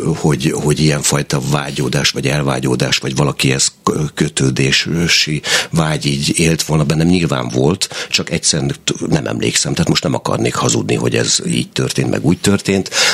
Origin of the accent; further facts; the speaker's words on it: Berkesz, Szabolcs-Szatmár-Bereg, Hungary; a Berkesz, ahol én tulajdonképpen nevelkedtem, a Berkeszi gyermekotthonban